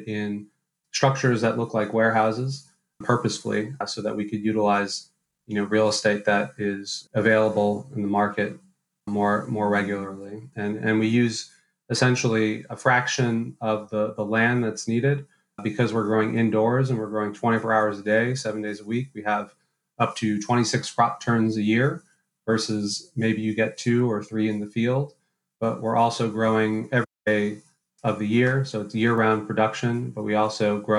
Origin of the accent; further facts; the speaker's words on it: New York City, New York, United States; I'm actually born and raised in New York City, but I'm actually a fifth generation New Yorker